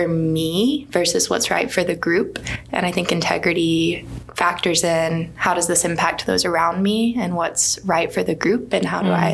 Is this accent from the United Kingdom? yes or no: no; Birmingham, Alabama, United States; moved away as an adult; also born or lived in Dallas; I also grew up here in Birmingham and actually grew up going to Dawson